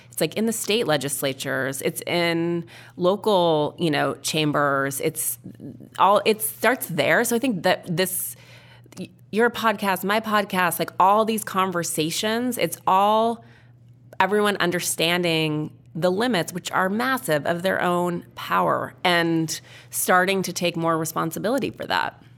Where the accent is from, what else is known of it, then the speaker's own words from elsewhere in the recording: Missoula, Montana, United States; when I was a little kid growing up in Montana